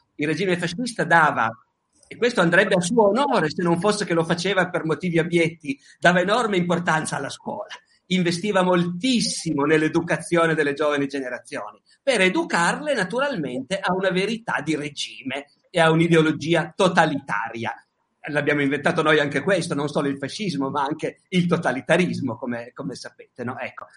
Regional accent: Italy; noi siamo italiani

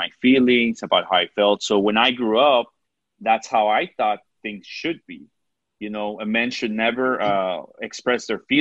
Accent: Mexico; accent: Mexican; Sometimes my Mexican accent comes out.

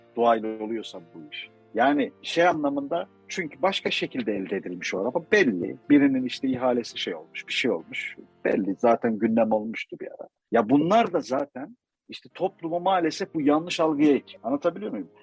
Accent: Turkey; kendi memleketimizde bildiğin el yabancı muamelesi görüyoruz

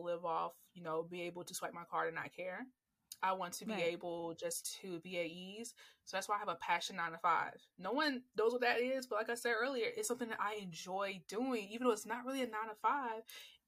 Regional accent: Atlanta, Georgia, United States; accent: neutral; Because when people hear me talk, they don't think I'm from Atlanta. Like, no, I have a very neutral voice because I had to learn how to have a neutral voice.

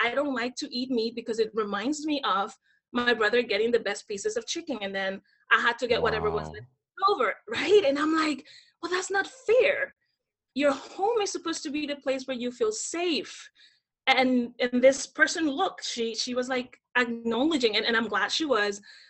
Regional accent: Dominican Republic; moved away; I grew up in the Dominican Republic, born and raised.

